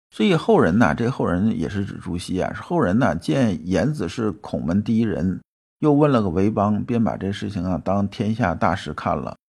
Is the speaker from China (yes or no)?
yes; China; 我们中国人到现在，虽然说几千年文化